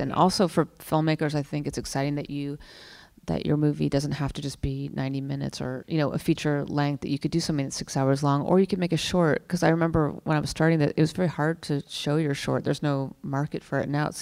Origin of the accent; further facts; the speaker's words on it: Napa Valley, California, United States; I grew up in Napa Valley